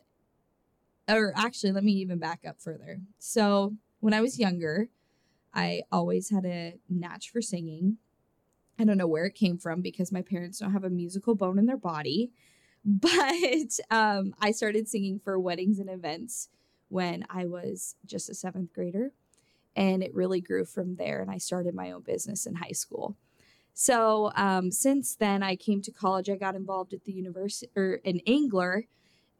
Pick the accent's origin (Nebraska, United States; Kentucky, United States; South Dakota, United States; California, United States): Nebraska, United States; Howells; also born or lived in Lincoln, Nebraska; I grew up in Howells, Nebraska, about 600 people, and I love my small community